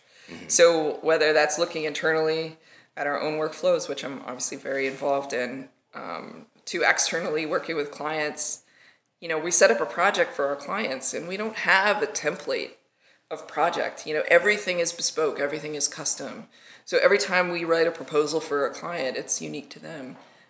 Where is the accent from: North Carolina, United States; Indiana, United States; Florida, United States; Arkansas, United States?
Arkansas, United States; So I actually grew up in Arkansas. And you can't tell by my accent because I worked really hard not to have one.